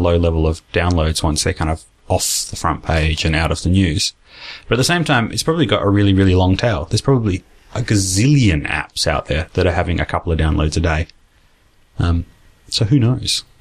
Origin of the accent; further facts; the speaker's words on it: Australia; accent: Australian; also born or lived in United States; I lived in the States for a couple of years in primary school, in what's it called? Elementary school. And they made fun of my Australian accent.